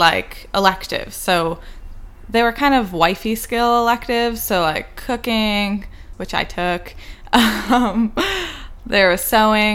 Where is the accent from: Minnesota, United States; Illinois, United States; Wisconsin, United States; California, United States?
Illinois, United States; Chicago; now in Providence, United States; I grew up in the Lubavitch community in Chicago, West Rogers Park